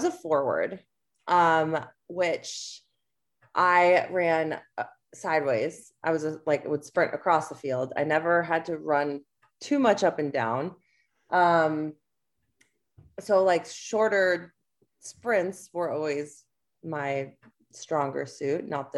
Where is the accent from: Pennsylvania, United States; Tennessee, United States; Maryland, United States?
Pennsylvania, United States; Northeast Philly suburb; moved away as an adult; also born or lived in Chicago, Illinois / Elmira, New York; I grew up in like a Northeast Philly suburb